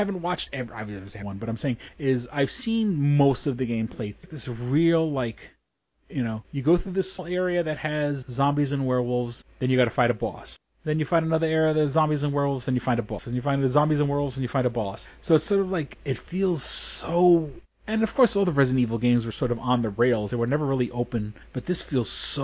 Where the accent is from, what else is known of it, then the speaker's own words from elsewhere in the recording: New York City, New York, United States; I grew up on the edge of China